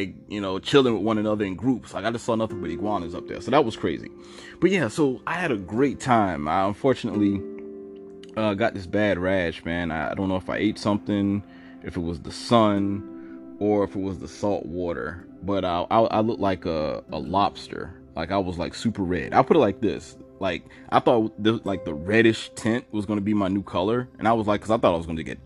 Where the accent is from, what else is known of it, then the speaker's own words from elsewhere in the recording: Savannah, Georgia, United States; also born or lived in New York / Atlanta; I'm from Georgia. I was born in New York, but I was raised in Georgia, Savannah